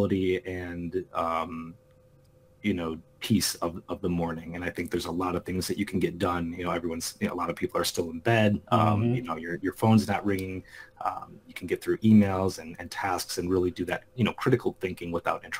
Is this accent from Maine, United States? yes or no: no; Chicago, Illinois, United States; I'm calling in from Chicago, Illinois. And, you know, grown up here my entire life